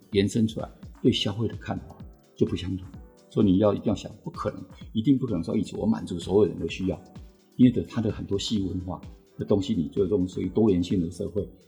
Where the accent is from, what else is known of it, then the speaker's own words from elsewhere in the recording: Taiwan; 我们台湾人 其实我们对这个，这种东西的文化其实我们不是那么熟的